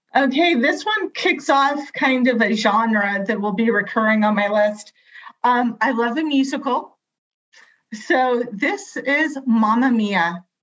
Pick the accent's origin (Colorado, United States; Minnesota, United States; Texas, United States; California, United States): California, United States; I I'm from California. I bleed Dodger blue.